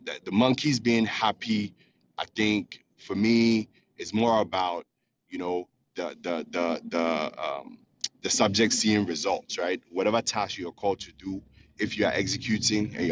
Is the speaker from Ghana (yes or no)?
yes; Ghana; now in Houston, United States; I'm calling from Houston, Texas. I'm originally from Ghana